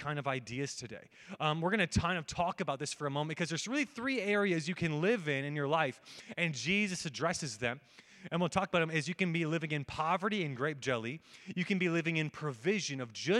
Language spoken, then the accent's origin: English; United States; I'm an American